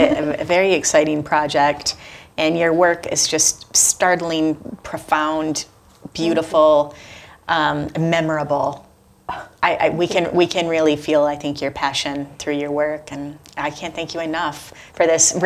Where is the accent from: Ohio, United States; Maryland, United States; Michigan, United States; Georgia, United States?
Michigan, United States; Detroit; I'm from Detroit